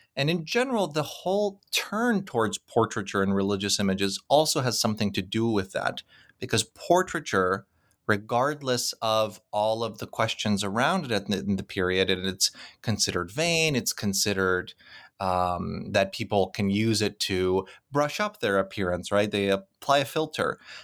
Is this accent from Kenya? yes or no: no; Krakow, Lesser Poland, Poland; moved away; Krakow, which happens to be my hometown